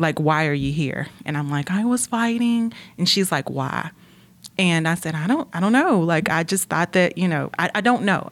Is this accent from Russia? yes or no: no; Gastonia, North Carolina, United States; I grew up in Gastonia, North Carolina.